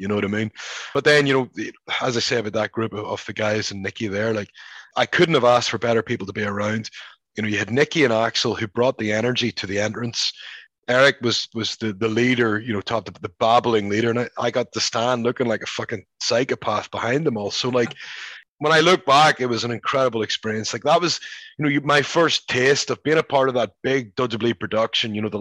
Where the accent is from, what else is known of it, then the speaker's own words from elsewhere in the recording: Belfast, Northern Ireland, United Kingdom; moved away as an adult; also born or lived in Scotland; now in United States; growing up in Belfast